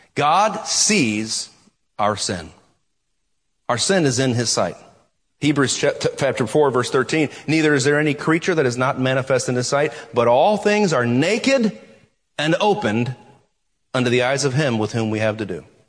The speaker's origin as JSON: {"language": "English", "country": "United States", "said": "American Christians"}